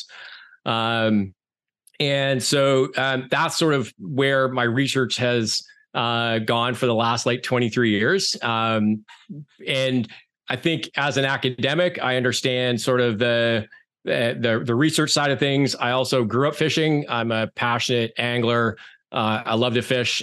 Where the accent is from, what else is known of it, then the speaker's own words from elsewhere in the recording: Canada; moved away as an adult; also born or lived in Turks and Caicos Islands / Eleuthera, Bahamas / Alberta; now in Amherst, United States; I grew up in Canada